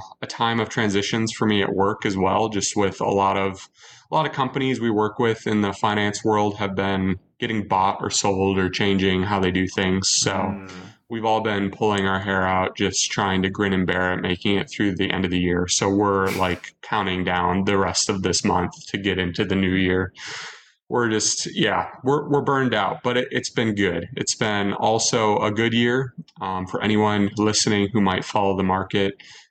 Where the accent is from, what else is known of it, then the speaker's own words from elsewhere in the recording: Minnesota, United States; as a Minnesotan